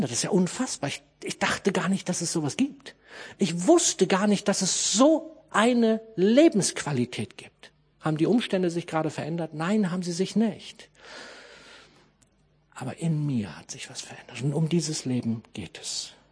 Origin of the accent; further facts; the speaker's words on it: Harz, Germany; ich komme aus dem Harz